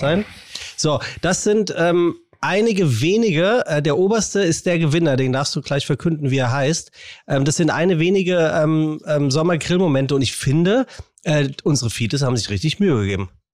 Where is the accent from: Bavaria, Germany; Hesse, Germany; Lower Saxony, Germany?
Hesse, Germany; Frankfurt; in meiner Heimat in, ja. in Frankfurt. Ich bin ja tatsächlich in Frankfurt geboren